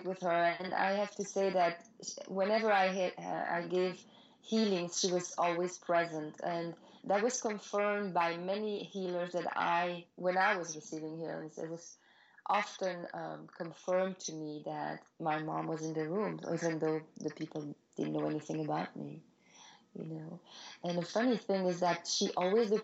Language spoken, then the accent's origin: English; Belgium; moved away as an adult; also born or lived in Paris, France / New York, United States; now in United States; I'm from Belgium originally, and I was modeling there already